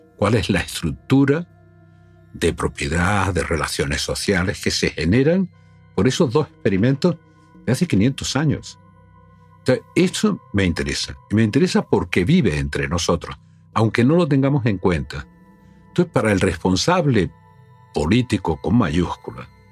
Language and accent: Spanish; Spain; soy un español hablando con un alemán